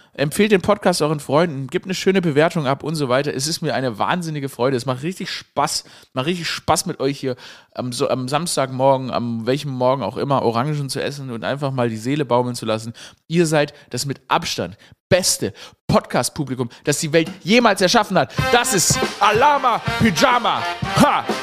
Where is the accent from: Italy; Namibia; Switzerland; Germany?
Germany; Swabia; ich Schwäbin, äh, Schwabe bin, dass sie, oder gebürtiger Schwabe bin